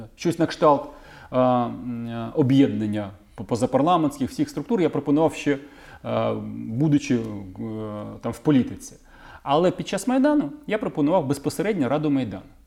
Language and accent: Ukrainian; Kyiv, Ukraine; мій рідний Київ